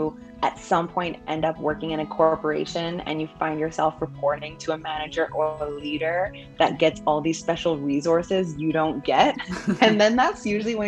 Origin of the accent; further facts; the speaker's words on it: Vancouver, British Columbia, Canada; I was born in Vancouver